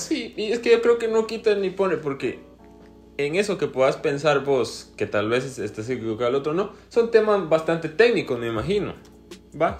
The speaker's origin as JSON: {"language": "Spanish", "country": "Guatemala", "said": "como somos guatemaltecos"}